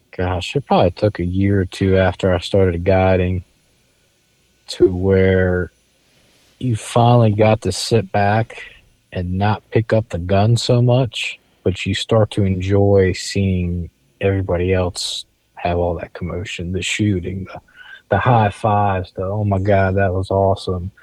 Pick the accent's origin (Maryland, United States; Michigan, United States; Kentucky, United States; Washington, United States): Maryland, United States; Eastern Shore; I grew up on the Eastern Shore, I mean Maryland